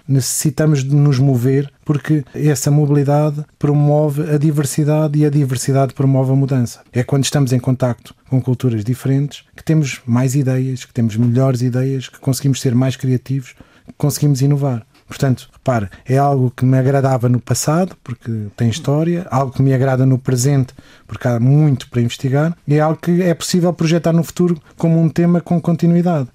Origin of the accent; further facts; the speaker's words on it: Portugal; enquanto portugueses